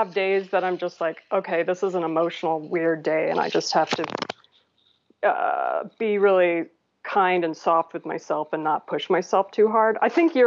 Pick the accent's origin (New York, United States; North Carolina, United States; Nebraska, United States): Nebraska, United States; Lincoln; moved away as an adult; So I'm from Lincoln, Nebraska, and was there until I was 19.